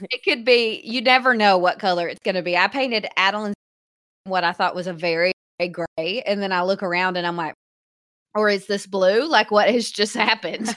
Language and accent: English; Hot Springs, Arkansas, United States